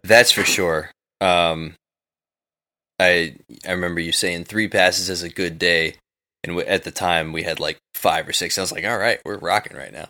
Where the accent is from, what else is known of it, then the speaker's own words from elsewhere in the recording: New York City, New York, United States; I'm from New York City